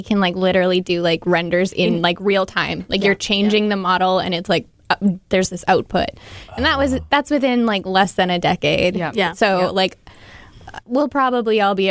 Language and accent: English; North Dakota, United States; I got one of my first internships because I'm from North Dakota and everyone knows everyone in North Dakota